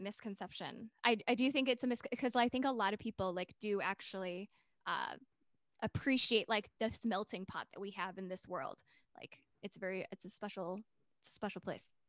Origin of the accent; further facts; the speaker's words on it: United States; we're from the US